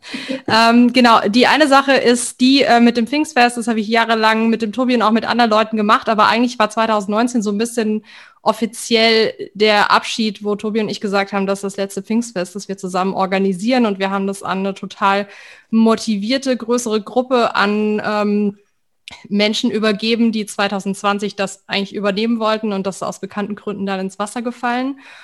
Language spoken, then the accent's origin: German; Weinheim, Baden-Württemberg, Germany; ich bin in Weinheim an der Bergstraße auf, aufgewachsen